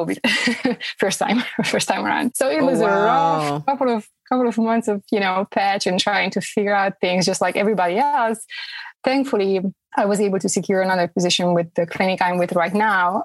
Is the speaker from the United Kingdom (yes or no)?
no; Romania; moved away as an adult; now in Fayetteville, United States; Originally, I'm from Romania.